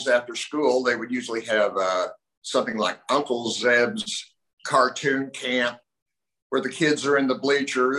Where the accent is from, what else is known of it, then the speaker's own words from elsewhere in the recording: Oklahoma, United States; when I was just before I turned four, I moved from Oklahoma City to a small town.